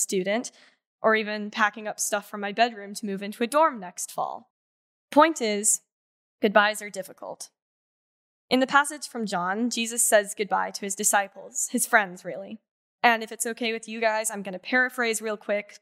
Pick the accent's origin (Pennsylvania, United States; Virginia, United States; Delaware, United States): Virginia, United States; Roanoke; also born or lived in Freehold, New Jersey; I've been attending Second Presbyterian since the third grade, so pretty much since I moved to Roanoke from Freehold, New Jersey